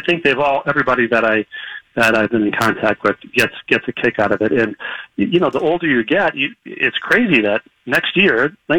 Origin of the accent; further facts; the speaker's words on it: Bloomington, Minnesota, United States; moved away as an adult; I've written two whole books about growing up in Bloomington